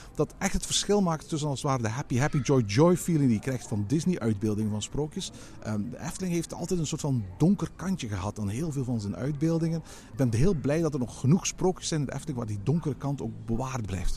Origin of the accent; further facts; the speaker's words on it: Flanders, Belgium; bij ons in Vlaanderen